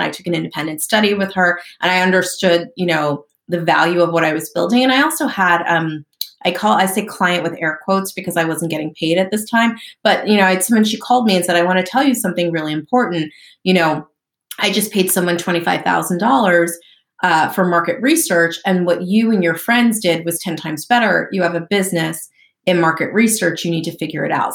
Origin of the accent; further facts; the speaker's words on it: southern New Jersey, United States; also born or lived in Lancaster, Pennsylvania; I grew up in southern New Jersey